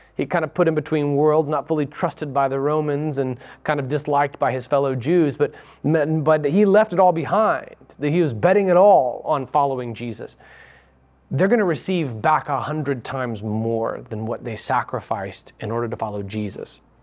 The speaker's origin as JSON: {"language": "English", "country": "United States"}